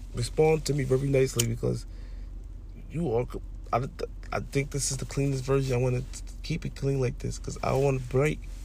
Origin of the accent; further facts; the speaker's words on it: New York, United States; I'm from New York